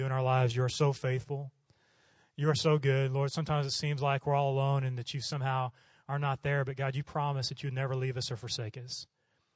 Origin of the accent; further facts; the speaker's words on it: Oklahoma, United States; moved away as an adult; now in Prague, Czech Republic; growing up in Oklahoma